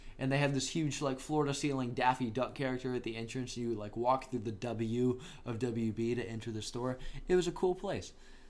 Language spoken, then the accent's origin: English; Gwinnett County, Georgia, United States; born or raised there